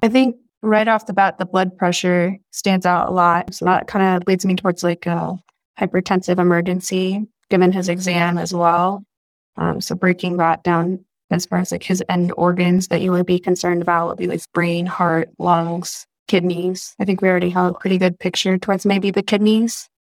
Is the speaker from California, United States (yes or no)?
yes; Northern California, United States; moved away as an adult; also born or lived in San Diego; now in Chicago, United States; I am born and raised in California, born in a very small town in Northern California